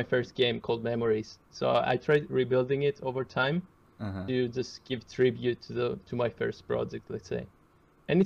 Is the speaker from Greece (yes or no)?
yes; Greece; I'm from Greece.